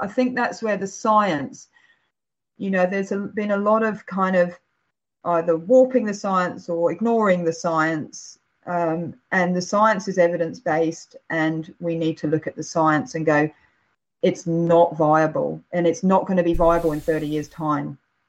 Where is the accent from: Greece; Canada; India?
Greece; Crete; also born or lived in England; Well, actually, my dad's Greek, so I'm from Crete as well as England, and this is pretty much played all throughout my childhood.